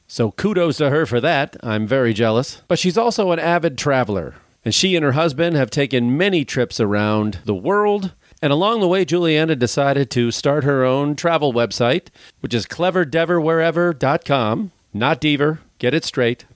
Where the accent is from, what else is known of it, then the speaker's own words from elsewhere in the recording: Illinois, United States; I'm from Illinois